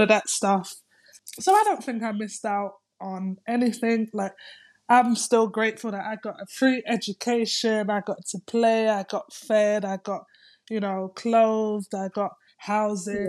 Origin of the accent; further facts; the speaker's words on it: London, United Kingdom; moved away as an adult; now in Greece; I'm coming from London